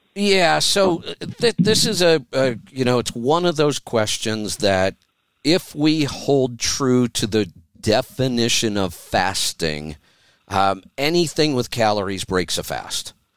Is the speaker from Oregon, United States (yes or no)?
yes; Oregon, United States; my home state